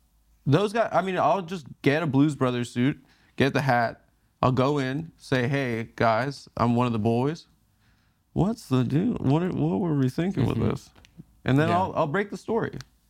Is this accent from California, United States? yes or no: yes; Santa Monica, California, United States; also born or lived in Israel / South Africa; from Santa Monica, California